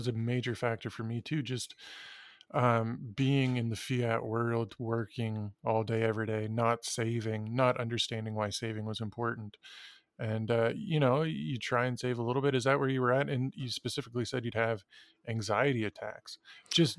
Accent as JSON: {"language": "English", "town": "Ottawa", "region": "Ontario", "country": "Canada", "tie": "born or raised there", "said": "I grew up in Ottawa"}